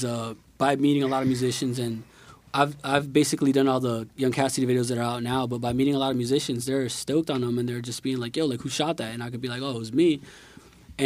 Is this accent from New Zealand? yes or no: no; Nicaragua; moved away; I grew up in Nicaragua, which is a whole other thing.